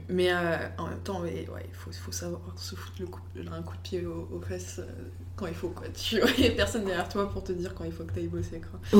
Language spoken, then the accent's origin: French; United States; je suis américaine